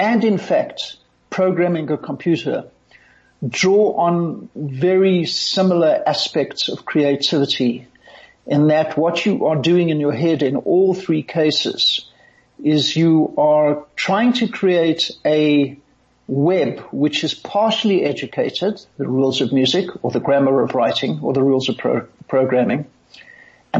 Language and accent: English; Johannesburg, Gauteng, South Africa; also born or lived in United States; I had a mother when I was growing up in Johannesburg